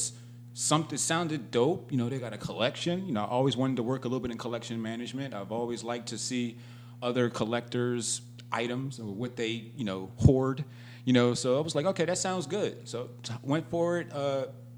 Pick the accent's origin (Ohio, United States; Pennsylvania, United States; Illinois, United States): Pennsylvania, United States; Philadelphia; moved away as an adult; also born or lived in London / San Diego / Los Angeles; I grew up in Philly, born and raised. West Philadelphia, born and raised